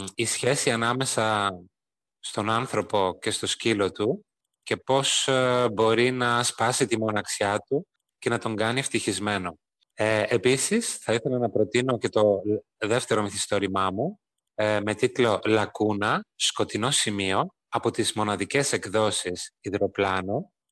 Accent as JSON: {"language": "Greek", "country": "Greece", "said": "είμαι Έλληνας συγγραφέας και μεταφραστής γερμανικής"}